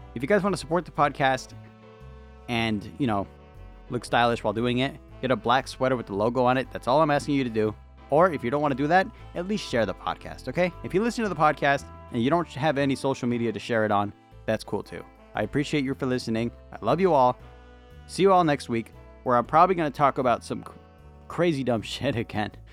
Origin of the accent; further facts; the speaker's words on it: United States; I'm an American